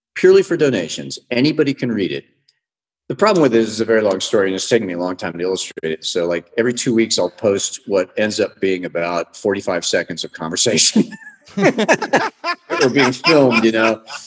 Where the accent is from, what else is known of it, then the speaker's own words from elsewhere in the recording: United States; moved away as an adult; now in Mexico; as an American